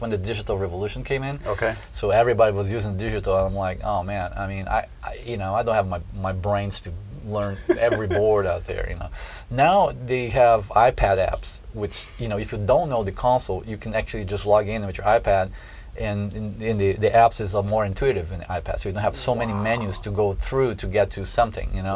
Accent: southern Brazil, Brazil; born or raised there; moved away

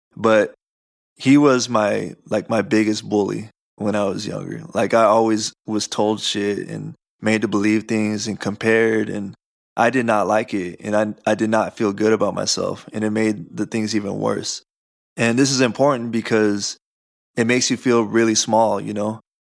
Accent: Southern California, United States; we grew up in Southern California

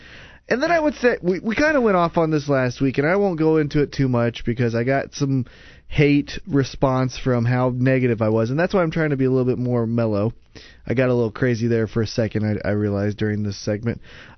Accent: Canada; I'm Canadian and I'm fucking got a little dick.

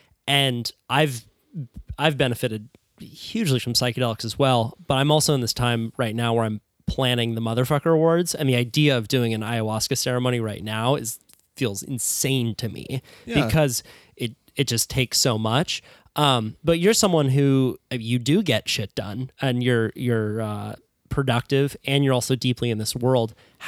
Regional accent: Santa Cruz, California, United States; And I only say that because I'm from Santa Cruz, where there are a lot of people who are so process driven.

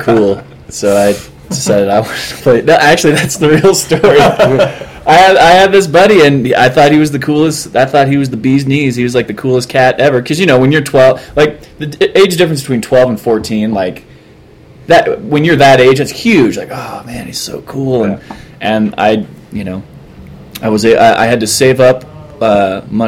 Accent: Nebraska, United States; moved away; also born or lived in Southern California; I grew up in Nebraska, so I wasn't really exposed to the ska punk thing until I moved to Southern California

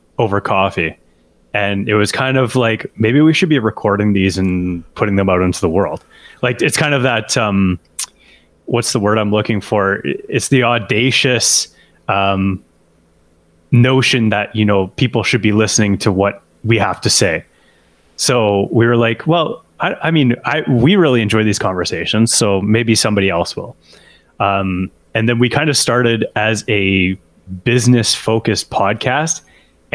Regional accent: Edmonton, Alberta, Canada; born or raised there; also born or lived in Montreal

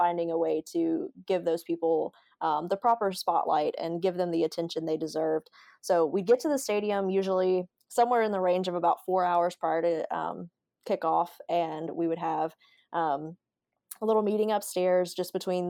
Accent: Alabama, United States; So I'm originally from Alabama.

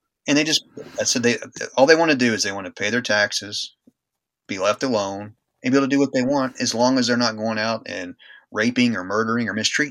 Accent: United States; being an American

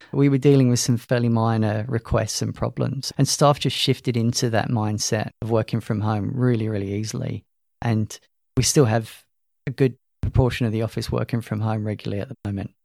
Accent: London, United Kingdom; moved away as an adult; also born or lived in Loughborough, England; now in Queensland, Australia; As you could probably guess from my accent, I'm not from Australia. Originally from London, emigrated here in twenty thirteen.

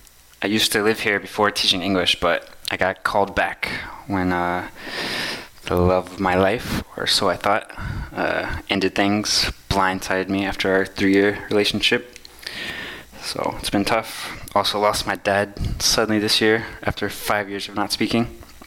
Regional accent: United States; moved away as an adult; now in Taiwan; I'm an American living in Taiwan, doing a master's here in humanities and environmental science. I used to live here before teaching English

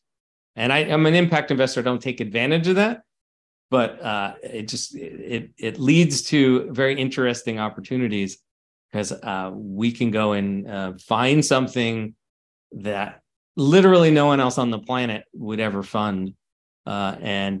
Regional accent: United States; I live in the States. I grew up in the States

